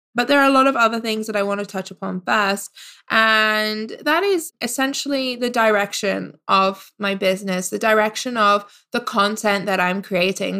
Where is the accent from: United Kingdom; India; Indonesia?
United Kingdom; moved away as an adult; now in Canada; I am a British expat